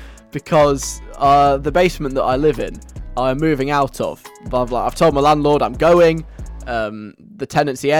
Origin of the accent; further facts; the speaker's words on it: England, United Kingdom; as an English person